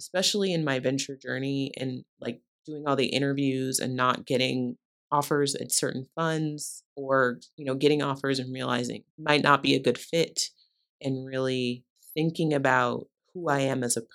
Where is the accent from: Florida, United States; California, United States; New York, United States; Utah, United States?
California, United States; View Park; I grew up in View Park, California.